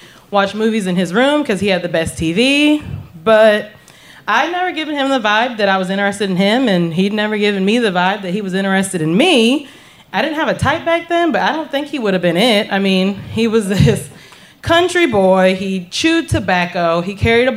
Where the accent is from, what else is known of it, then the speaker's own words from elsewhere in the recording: the South, United States; moved away as an adult; The small town that I grew up in the South